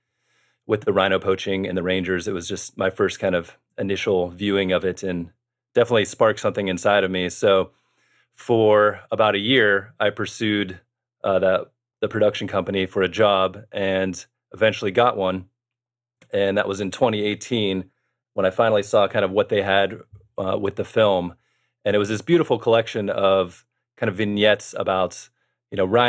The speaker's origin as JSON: {"language": "English", "region": "Northeast Ohio", "country": "United States", "moved": "as an adult", "lives_now": "Atlanta, United States", "said": "I'm originally from Northeast Ohio"}